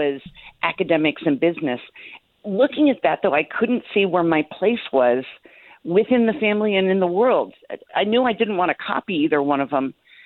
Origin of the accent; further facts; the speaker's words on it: Jacksonville, Florida, United States; I was born in Jacksonville, Florida, where my parents are celebrating their 62nd wedding anniversary